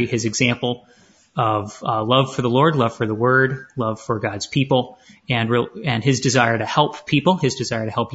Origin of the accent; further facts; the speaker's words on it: southern Maine, United States; moved away as an adult; also born or lived in Detroit area, Michigan / Greenville, South Carolina; now in Chandler, United States; I was born in the Detroit area, grew up in Maine on the coast of southern Maine